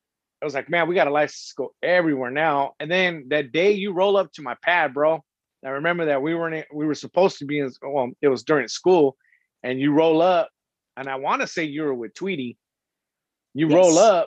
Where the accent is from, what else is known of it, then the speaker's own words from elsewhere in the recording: San Diego, California, United States; I was from Paradise Hills